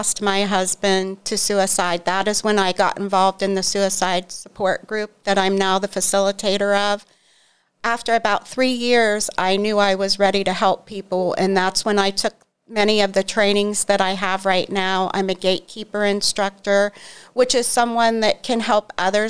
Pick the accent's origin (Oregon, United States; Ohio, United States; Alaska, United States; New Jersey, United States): Ohio, United States; Newcomerstown; I'm from Newcomerstown